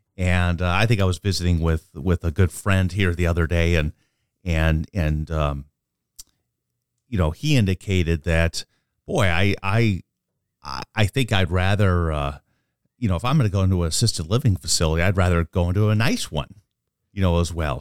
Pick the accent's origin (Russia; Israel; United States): United States; Omaha, Nebraska; I'm a lifer from, born and raised in Omaha.